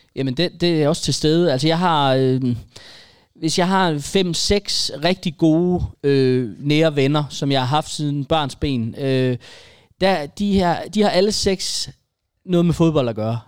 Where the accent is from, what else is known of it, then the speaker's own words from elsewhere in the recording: a village just north of Aarhus, Central Denmark Region, Denmark; i den landsby lidt nord for Aarhus, hvor jeg er vokset op